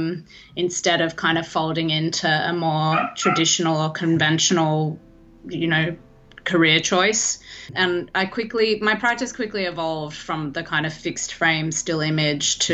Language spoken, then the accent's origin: English; Australia; moved away as an adult; now in Los Angeles, United States; I'm actually Australian by birth, in case you couldn't tell from the accent.